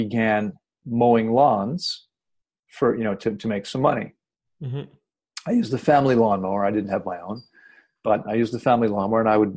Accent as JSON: {"language": "English", "town": "Washington", "region": "District of Columbia", "country": "United States", "said": "I'm originally from Washington, D.C., and I grew up in a family with three sisters and myself"}